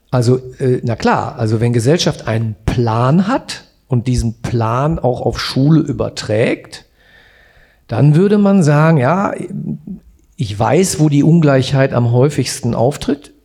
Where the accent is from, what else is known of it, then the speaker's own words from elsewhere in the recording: Essen, North Rhine-Westphalia, Germany; Ich bin Essener und arbeite in Gelsenkirchen